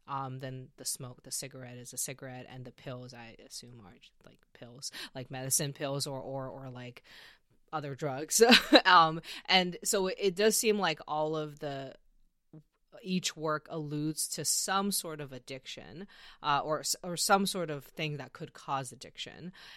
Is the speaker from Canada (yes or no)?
yes; Canada; I'm from Canada